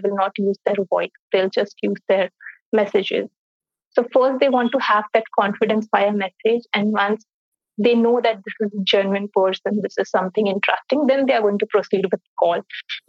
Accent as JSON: {"language": "English", "country": "India", "also_born_or_lived": "Singapore", "said": "my home country is India, but my host country is Singapore."}